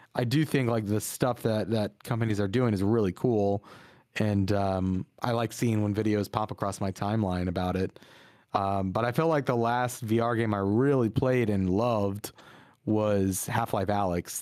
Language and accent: English; Virginia, United States; we grew up in Virginia